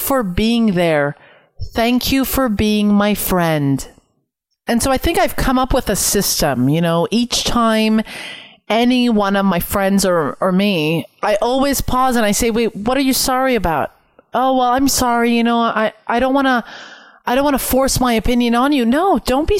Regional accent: Canada; I'm Canadian

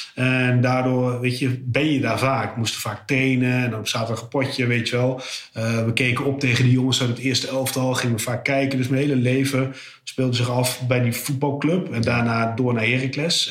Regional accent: Almelo, Overijssel, Netherlands; moved away as an adult; now in Almere, Netherlands; ik ben opgegroeid in Almelo, ruim 30 jaar gewoond

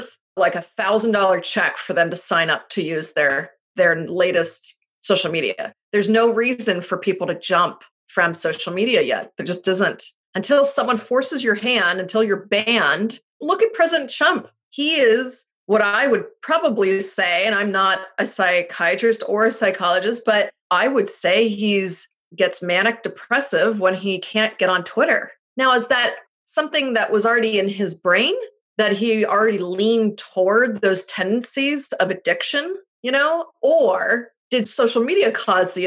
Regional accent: Pittsburgh, Pennsylvania, United States; I'm from Pittsburgh. And in Pittsburgh, you put Heinz ketchup on literally everything, because all our grandparents worked at Heinz

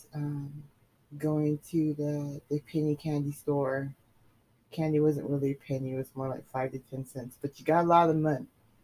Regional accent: East Palo Alto, California, United States; also born or lived in San Francisco / Oakland / San Carlos; then we moved to East Palo Alto. And we lived there for about 10 years. 11 years. And then we moved to San Carlos. And then I lived there, until I was in my early 20s.

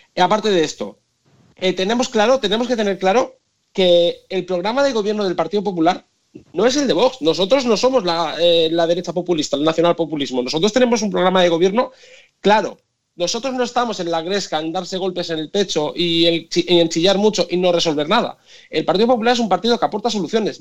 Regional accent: Tarragona, Catalonia, Spain; moved away as an adult; now in Brussels, Belgium; Yo soy de Tarragona

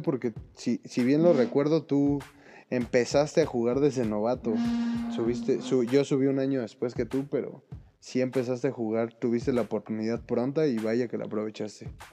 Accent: Mexico City, Mexico; somos chilangos

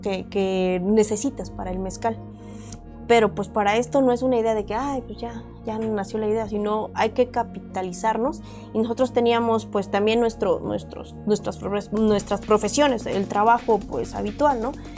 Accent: Oaxaca, Mexico; now in Mexico City, Mexico; Nosotros somos ambos oaxaqueños

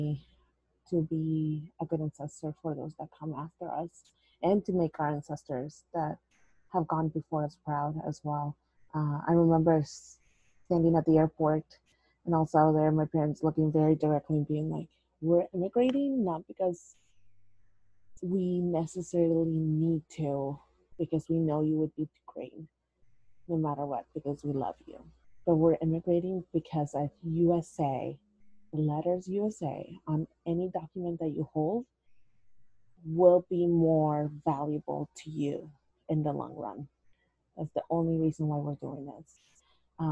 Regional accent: El Salvador; English is a second language; moved away; also born or lived in Corbett, Oregon; I came from El Salvador and I was very much a city person.

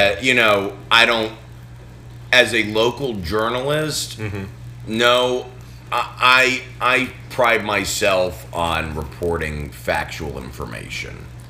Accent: Boston, Massachusetts, United States; now in Arkansas, United States; where I grew up in Boston

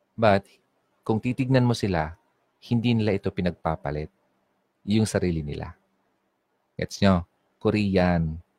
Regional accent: Bicol Region, Philippines; accent: Bicol regional accent; Kapag sinabing regional accent, kung ano yung tunog ng salita ko sa Bicol, dadala ko sa sa sa, sa English at Filipino

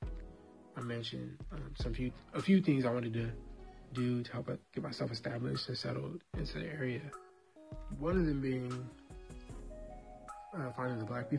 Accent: Southern California, United States; I'm from Southern Cal

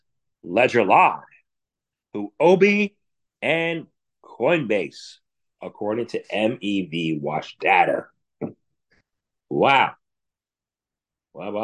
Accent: United States; I grew up in America

